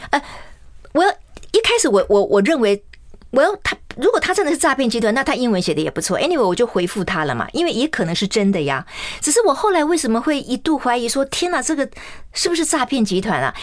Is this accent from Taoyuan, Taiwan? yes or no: no; Kaohsiung, Taiwan; also born or lived in Tainan; 我是我们家唯一在高雄出生的小孩啊